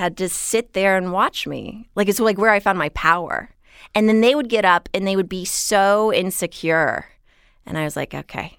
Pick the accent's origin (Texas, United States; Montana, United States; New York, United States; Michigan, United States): Texas, United States; Houston; So I grew up in Houston, no accent, and it was a really great place to grow up, actually.